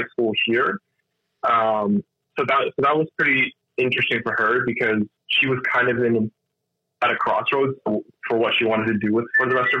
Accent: Winnipeg, Manitoba, Canada; I was born here. I grew up in Winnipeg my entire life.

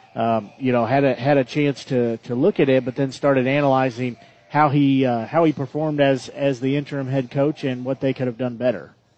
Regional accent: Nevada, Missouri, United States; I grew up in Nevada

